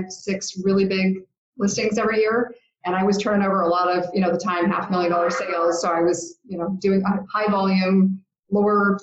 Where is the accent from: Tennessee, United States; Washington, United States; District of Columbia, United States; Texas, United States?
Washington, United States; Seattle; I grew up in Seattle